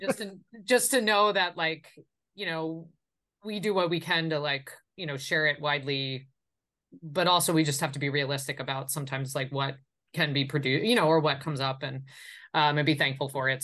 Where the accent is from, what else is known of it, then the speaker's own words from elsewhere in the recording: Long Island, New York, United States; now in San Francisco, United States; I grew up on Long Island